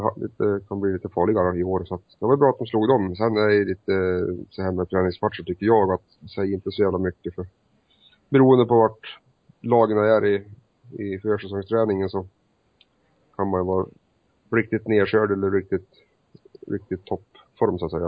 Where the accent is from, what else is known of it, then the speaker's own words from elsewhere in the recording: Hudiksvall, Gävleborg County, Sweden; min hemstad Hudik